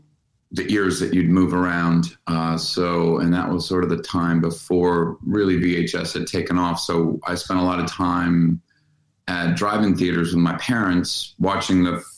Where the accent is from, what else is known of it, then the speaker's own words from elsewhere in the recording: Western Massachusetts, United States; also born or lived in Harrisburg, Pennsylvania; I was born in Harrisburg, Pennsylvania, but didn't really live there. I grew up in Massachusetts, in Western Massachusetts. In the woods, pretty much.